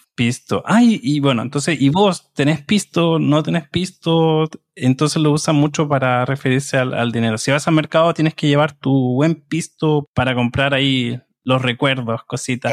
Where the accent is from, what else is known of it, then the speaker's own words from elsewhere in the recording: Chile; de Chile